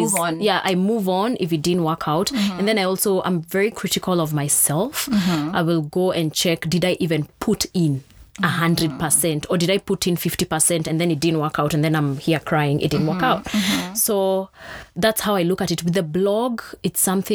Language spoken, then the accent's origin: English; Thika, Kiambu County, Kenya; I grew up in Thika